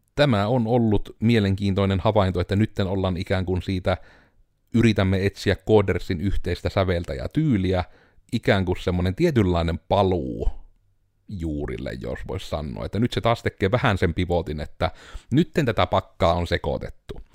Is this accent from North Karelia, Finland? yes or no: yes; Joensuu, North Karelia, Finland; kun me ollaan Joensuusta tai me ollaan Pohjois-Karjalasta